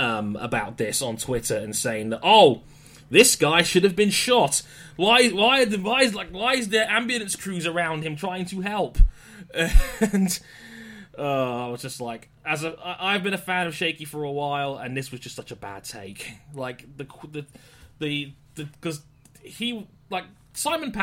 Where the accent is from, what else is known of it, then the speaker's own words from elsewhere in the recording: London, United Kingdom; I'm from London, and many people know that I'm from London, and if you've watched the news in recent times, it's not been the best of weeks for our hometown